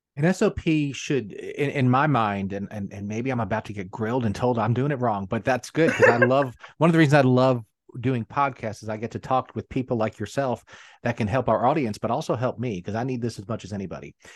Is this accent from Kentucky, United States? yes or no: no; New York City, New York, United States; now in South Carolina, United States; I actually grew up in Queens